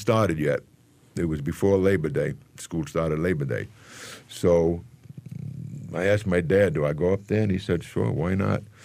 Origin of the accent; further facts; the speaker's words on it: New York City, New York, United States; also born or lived in Manhattan; I was born in the Bronx